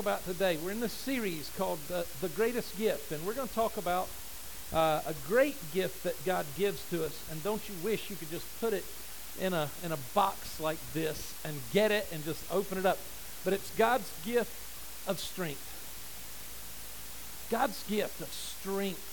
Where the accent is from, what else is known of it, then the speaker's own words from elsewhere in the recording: United States; as an American